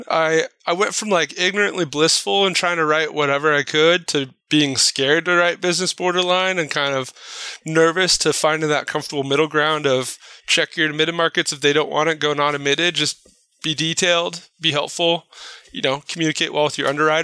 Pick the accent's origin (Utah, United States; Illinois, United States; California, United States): California, United States; Placentia; I grew up in Placentia, which is kind of blue collar town next to Yorba Linda